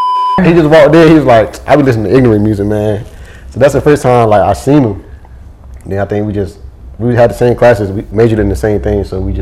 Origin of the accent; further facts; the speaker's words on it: Kinston, North Carolina, United States; And I'm from Kinston, North Carolina. That's like Eastern North Carolina.